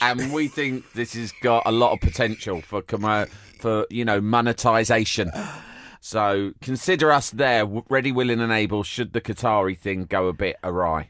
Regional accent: London, United Kingdom; growing up in London

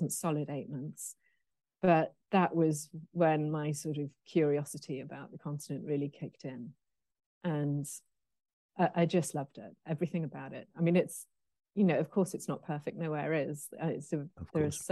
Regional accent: Pennal, Wales, United Kingdom; also born or lived in Midlands / Wolverhampton; now in Surbiton, United Kingdom; we moved to a very small village called Pennell, which is between Machynlleth and Abu Dhabi.

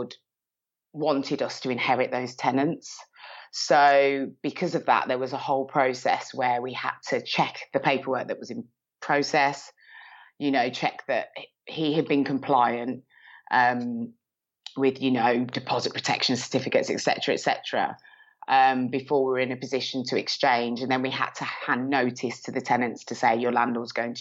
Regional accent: Birmingham, West Midlands, United Kingdom; accent: Brummie; now in Milton Keynes, United Kingdom; I'm originally from Birmingham. You can probably hear a slight rummy twang in my accent

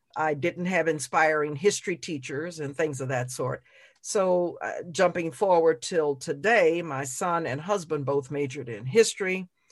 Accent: New Orleans, Louisiana, United States; moved away as an adult; I grew up in New Orleans

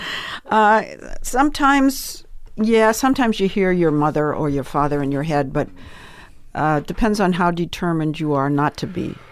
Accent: Swampscott, Massachusetts, United States; moved away as an adult; also born or lived in New York; now in Los Angeles, United States; I came from Swampscott, Massachusetts

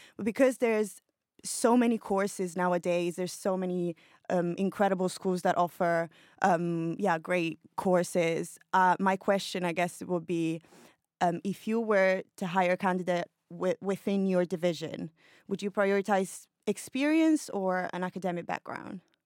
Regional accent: Milan, Lombardy, Italy; moved away as an adult; now in London, United Kingdom; I'm Italian, I'm from Milan, but I moved to London seven years ago

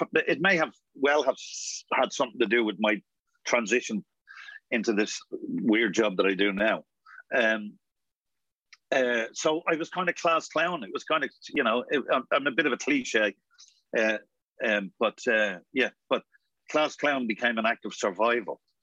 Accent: Dublin, Leinster, Ireland; also born or lived in North Wall, Dublin; when I grew up in Coolock, this was the late '60s when I got out there. Six, I think it was '69 or something. We moved out from a very small house on

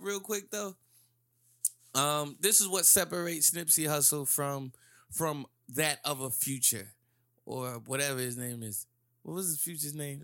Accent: New Jersey, United States; growing up in Jersey

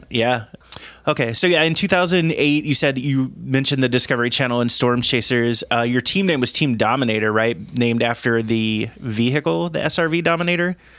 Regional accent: Cincinnati, Ohio, United States; moved away as an adult; now in Chicago area, United States; Grew up in Ohio

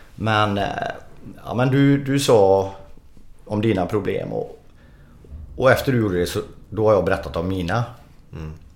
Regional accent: Sweden; vi är svenskar

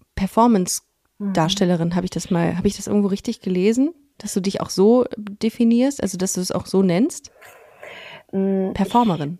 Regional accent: Düsseldorf, North Rhine-Westphalia, Germany; ich bin im Kaiserswerther Krankenhaus ah, geboren

